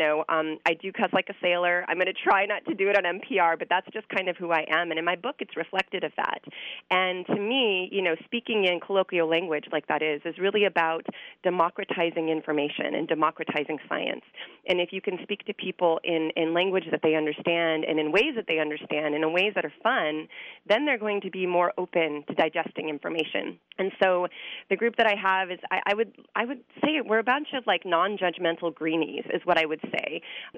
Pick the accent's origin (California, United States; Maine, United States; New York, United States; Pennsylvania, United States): California, United States; Los Angeles; I grew up in Los Angeles